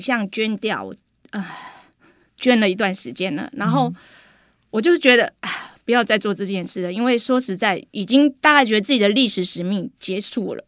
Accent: Taixi, Yunlin County, Taiwan; born or raised there; accent: Taiwanese Mandarin

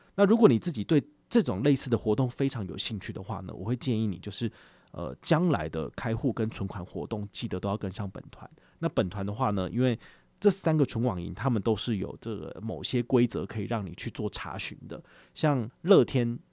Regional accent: Taiwan; 我们台湾人最喜欢做的事情

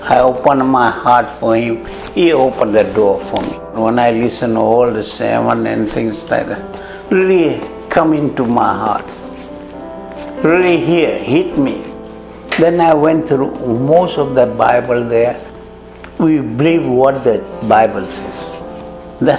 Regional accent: Fiji; I'm from Fiji Island. They call me FBI. A Fiji born Indian.

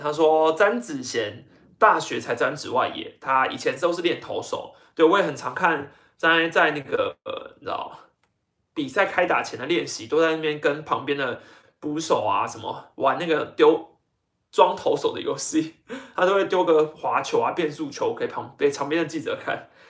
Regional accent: Taiwan; 我自己身为一个台湾人

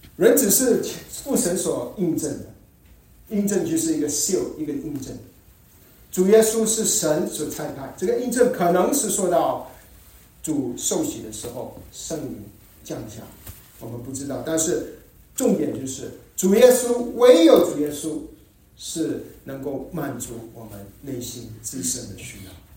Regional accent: Malaysia; 我们在马来西亚成长的时候

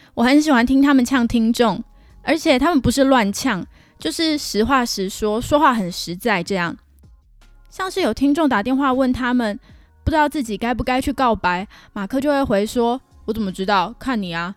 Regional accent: Taiwan; now in Canada; 我又不是中国人，我是台湾人

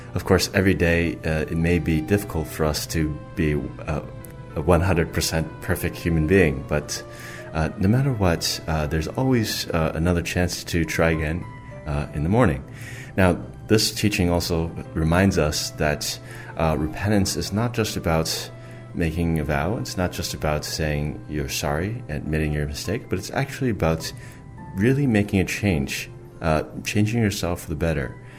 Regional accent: United States; I'm from the United States.

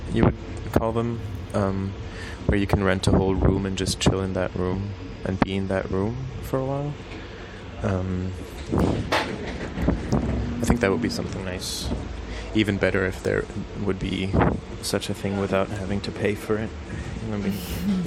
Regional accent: Switzerland; I'm from Switzerland.

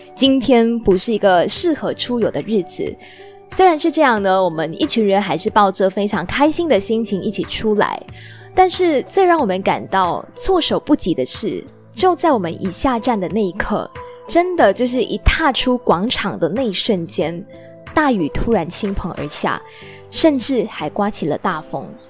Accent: Malaysia; moved away as an adult; now in Taiwan; 我的家乡，马来西亚

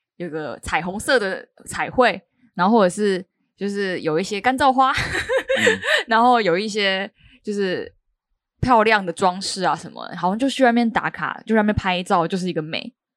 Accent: Kaohsiung, Taiwan; now in Taipei, Taiwan; 我是一个高雄人

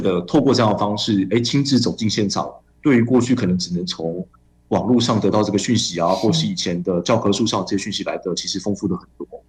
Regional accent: Taipei, Taiwan; 我是台北人

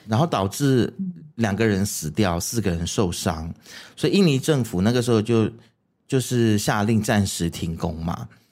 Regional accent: Malaysia; 为什么我们马来西亚人就是走出去，有时候不太敢承认自己是马来西亚人。

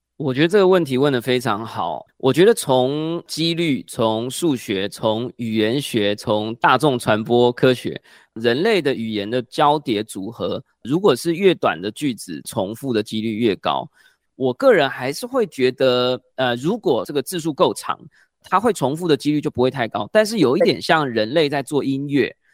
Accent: Taiwan; first language Chinese; 我们的母语还是在台湾使用中文

